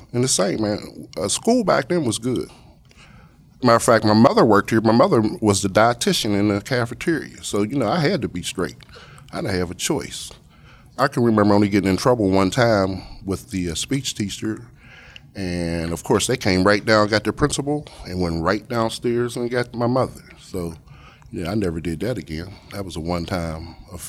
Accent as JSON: {"language": "English", "town": "Pittsburgh", "region": "Pennsylvania", "country": "United States", "tie": "born or raised there", "said": "I'm from Pittsburgh, Pennsylvania. I was really born on a hill, and then third grade, I moved to Homewood. We had a good neighborhood when I grew up"}